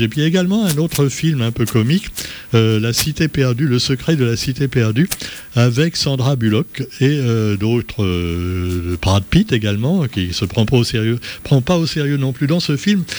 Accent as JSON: {"language": "French", "country": "Réunion", "said": "chez nous à La Réunion"}